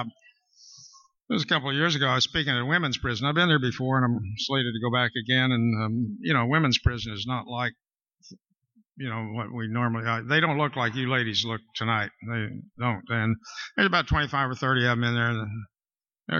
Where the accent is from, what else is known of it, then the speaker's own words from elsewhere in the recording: Wichita, Kansas, United States; I was born in Wichita, Kansas, September 29th, 1938